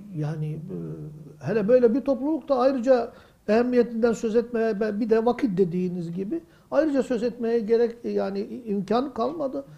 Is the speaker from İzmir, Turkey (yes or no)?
no; Mardin, Turkey; 58 yılına kadar ben o caminin kapısında 8 yaşındaydım. Dayımın evi o yol üzerindeydi.